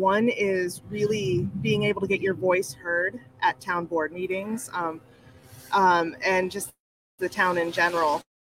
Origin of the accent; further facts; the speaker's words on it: Central New York, United States; also born or lived in North Dakota; I grew up in Central New York, but I lived in North Dakota first, so I do the elementary, complementary, documentary.